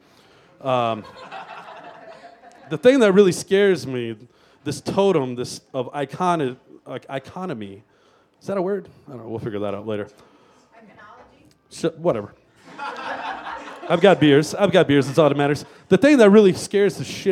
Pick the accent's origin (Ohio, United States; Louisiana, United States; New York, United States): Louisiana, United States; I grew up in Louisiana